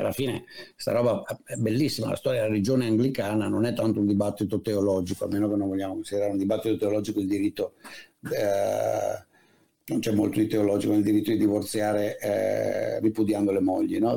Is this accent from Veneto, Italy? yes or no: yes; Padua / Venice, Veneto, Italy; siamo veneti entrambi, tu di Vicenza, io di, di Padova Venezia